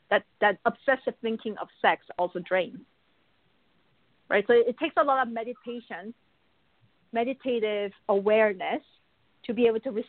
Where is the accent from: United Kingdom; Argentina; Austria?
Argentina; Buenos Aires; also born or lived in Korea; now in Canada; I, I was born in Korea, but I was also raised in Buenos Aires, in Argentina and then I moved to Canada.